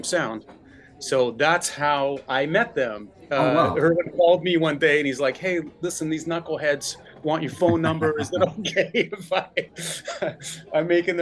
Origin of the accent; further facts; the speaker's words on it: Canada; being a Canadian artist signed to the American side of the label